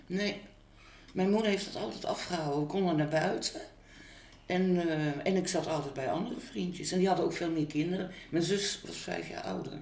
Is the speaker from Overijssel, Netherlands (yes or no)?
no; Utrecht, Netherlands; Ik ben 17 1 1955 geboren in Utrecht.